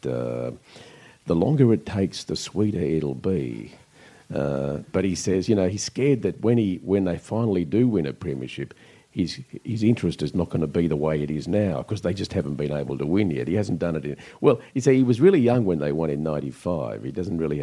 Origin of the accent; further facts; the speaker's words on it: northern New South Wales, Australia; moved away as an adult; also born or lived in Coffs Harbour; now in Melbourne, Australia; I grew up on a banana plantation in northern New South Wales